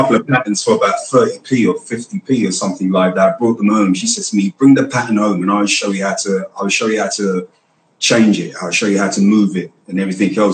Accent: London, United Kingdom; I was raised in Hackney

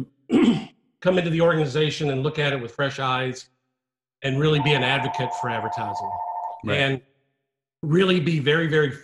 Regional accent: Memphis, Tennessee, United States; I'm a kid from Memphis, not the epicenter for advertising by any stretch of the imagination

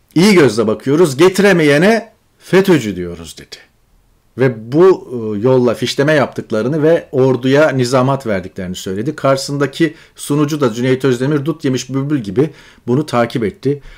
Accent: Çukurova, Turkey; moved away as an adult; also born or lived in Ankara / Istanbul

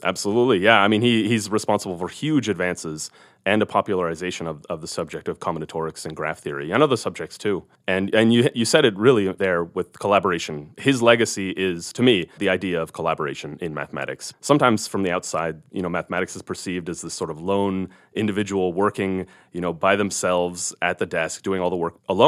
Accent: California, United States; moved away as an adult; now in Missoula, United States; I grew up in California

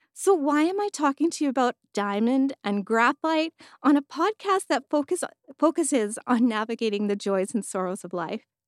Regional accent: Edmonton, Alberta, Canada; I was born and raised in Edmonton, Alberta

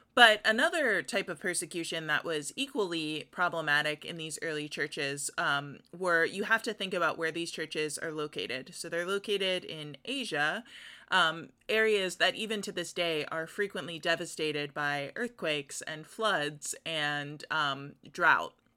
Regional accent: United States; as American Christians

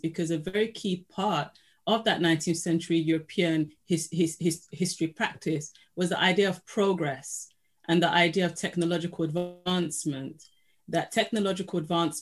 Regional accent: Nigeria; I'm from Nigeria, and both of my parents are from different parts of Nigeria

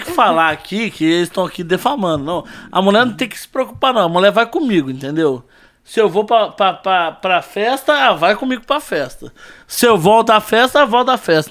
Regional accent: Volta Redonda, Rio de Janeiro, Brazil; nasci em Volta Redonda, Rio de Janeiro

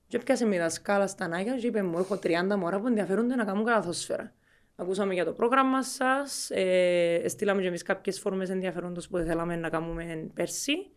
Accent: Cyprus; also born or lived in Muscat, Oman / England; μεγάλωσα κάποια χρόνια τη ζωή μου Κύπρο, κάποια χρόνια τη ζωή μου στο ΜΑΝ, στο Μουσκάτ

